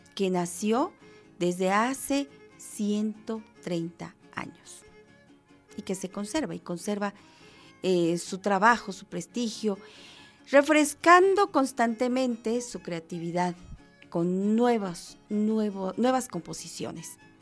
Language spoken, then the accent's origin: Spanish; Mexico; somos mexicanos todos los días